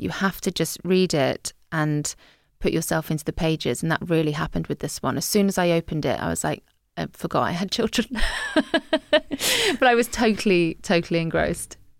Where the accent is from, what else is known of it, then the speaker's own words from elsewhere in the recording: Guernsey; moved away as an adult; also born or lived in Scotland / Liverpool; growing up in Guernsey as a teenager